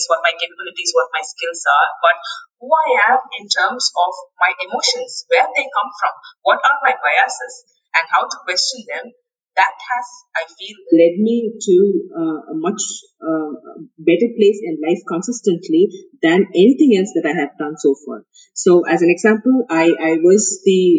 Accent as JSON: {"language": "English", "country": "India", "also_born_or_lived": "Finland / United Kingdom", "moved": "as an adult", "said": "being Indian"}